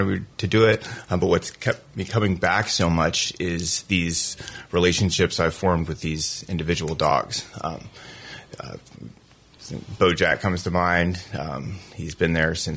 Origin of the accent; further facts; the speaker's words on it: Switzerland; also born or lived in Texas / Colorado Springs, Colorado; now in Florida, United States; I was born in Texas. I grew up in Switzerland, and then I lived in Colorado Springs for about 15 years and then came to Florida about 5